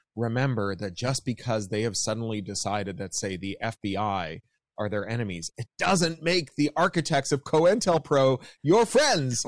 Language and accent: English; Canada; accent: Canadian; now in United States; as you can hear from my accent, I'm a Canadian.